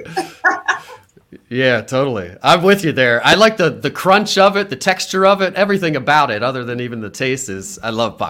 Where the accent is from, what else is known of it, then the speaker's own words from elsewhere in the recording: Harrisburg, Pennsylvania, United States; I grew up on the Hill in Harrisburg, went to Mechanicsburg High School, go Wildcats, and went up to Penn College of Technology up in Williamsport. Been back here ever since